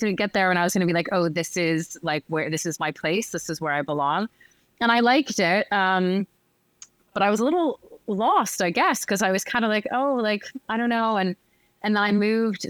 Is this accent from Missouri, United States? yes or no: no; Northern Virginia, United States; moved away as an adult; now in Paris, France; I'm from just outside of DC. I'm from Northern Virginia, um, DC, basically